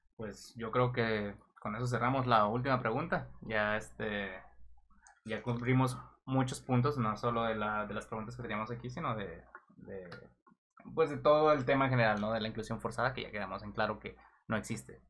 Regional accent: Mexico; yo como mexicano

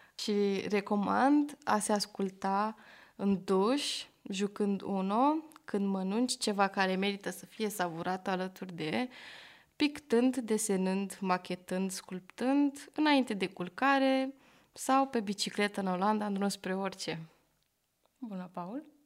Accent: Bucharest, Romania; also born or lived in Rotterdam, Netherlands; M-am născut și am crescut în Berceni, București, unde am terminat școala generală.

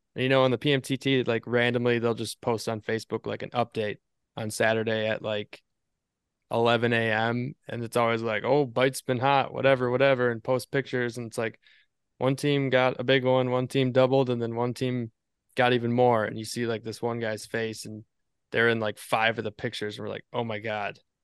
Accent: Appleton, Wisconsin, United States; now in Eagle River, United States; we are actually born and raised in Appleton, Wisconsin, which is really close to Green Bay

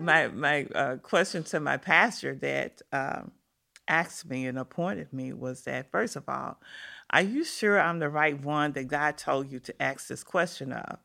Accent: Memphis, Tennessee, United States; I grew up on a street called Exchange Street, right off of Poplar

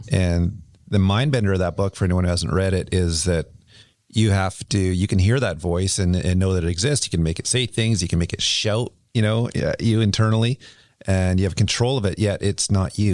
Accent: Kelowna, British Columbia, Canada; also born or lived in Vancouver; I grew up in Kelowna where, you know, it was illegal to be gay

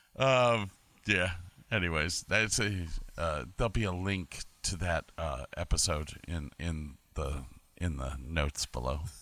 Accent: Medina, Ohio, United States; now in Woonsocket, United States; I'm originally from Medina, Ohio, but I live in Woonsocket right now

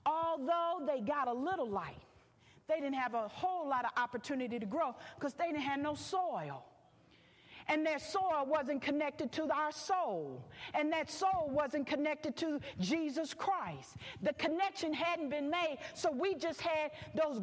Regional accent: Philadelphia, Pennsylvania, United States; moved away as an adult; now in Houston, United States; I'm from the East Coast.

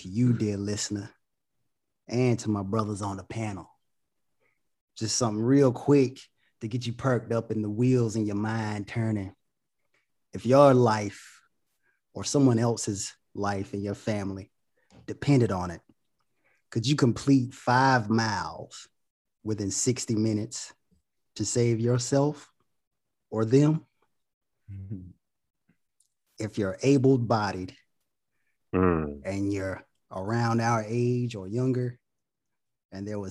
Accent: Goldsboro, North Carolina, United States; now in Charlotte, United States; I'm from Goldsboro, North Carolina, the city of gold

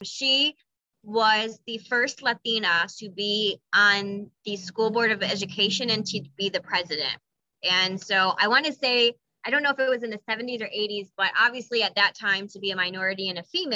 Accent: Toledo, Ohio, United States; I'm an old South Ender. I'm from right this area

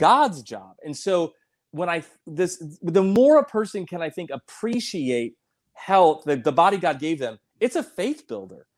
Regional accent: South Dakota, United States; moved away; also born or lived in Colorado Springs; I'm from South Dakota originally.

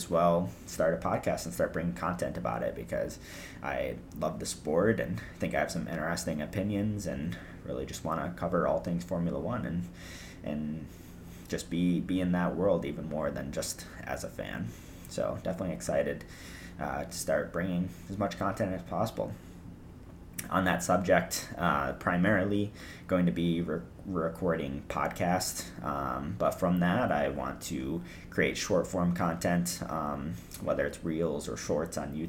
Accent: United States; I'm from America

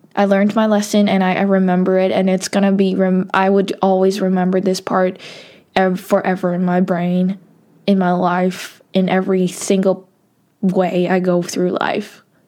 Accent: Hong Kong; I'm from Hong Kong

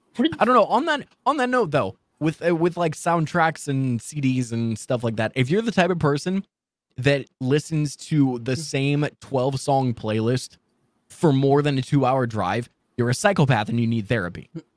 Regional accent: Midwest, United States; also born or lived in Florida, United States; In the Midwest.

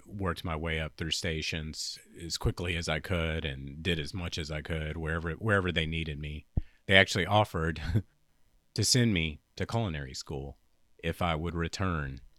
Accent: Louisiana, United States; accent: Southern drawl; also born or lived in New York City, United States; in Louisiana, she got into cooking lessons to help supplement our income

